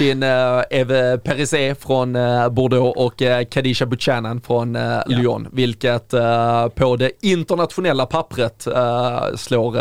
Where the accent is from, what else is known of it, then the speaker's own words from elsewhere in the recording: Sweden; som svenskar